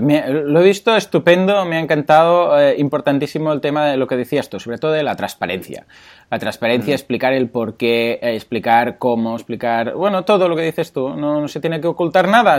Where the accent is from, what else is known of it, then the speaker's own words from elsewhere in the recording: Mataró, Catalonia, Spain; soy de Mataró